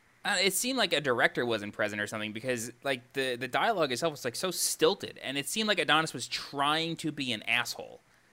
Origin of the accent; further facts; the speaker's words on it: New York, United States; moved away; I'm originally from New York